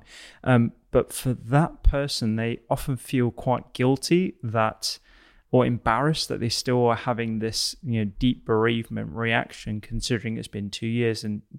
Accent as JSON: {"language": "English", "country": "United Kingdom", "said": "conversation about grief and bereavement in general is something that we don't tend to do very well as British people."}